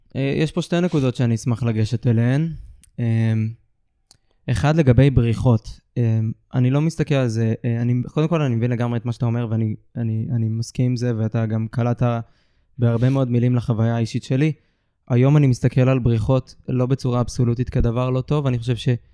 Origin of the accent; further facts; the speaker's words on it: Ramat HaSharon, Tel Aviv District, Israel; גדלתי ברמת השרון